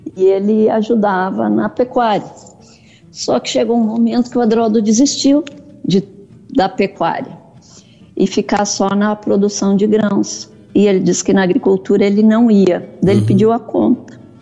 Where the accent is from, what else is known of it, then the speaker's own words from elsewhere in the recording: Salto do Jacuí, Rio Grande do Sul, Brazil; moved away as an adult; also born or lived in Mato Grosso; Eu sou gaúcha do Rio Grande do Sul, do Salto do Jacuí, próximo a Passo Fundo. Hum. Fui para o Mato Grosso com 19 anos.